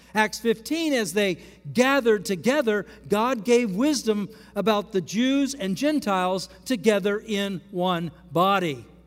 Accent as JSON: {"language": "English", "country": "United States", "said": "as American Christians."}